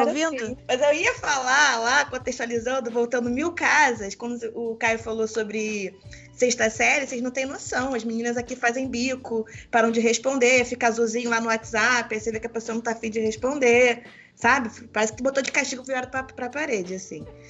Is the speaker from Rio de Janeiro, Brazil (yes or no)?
yes; Rio de Janeiro, Brazil; now in São Paulo, Brazil; Eu sou moro em São Paulo, mas como boa carioca